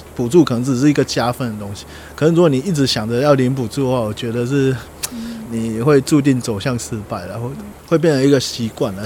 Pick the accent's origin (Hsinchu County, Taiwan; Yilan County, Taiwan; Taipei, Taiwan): Yilan County, Taiwan; also born or lived in Taichung; 后来会觉得就是我也去过台北，也去过台中，那我就觉得就没有家的感觉了，对啊，所以后来还是回来宜兰。 真的，就在最后我在台中的时候，就一直有一个念头，我想回来宜兰。对，所以最后也是毅然而然就决定回来宜兰啊